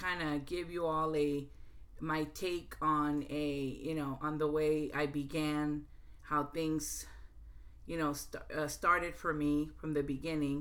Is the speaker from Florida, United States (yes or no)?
no; Brownsville, Texas, United States; moved away as an adult; now in North Carolina, United States; I grew up bilingual back in Texas.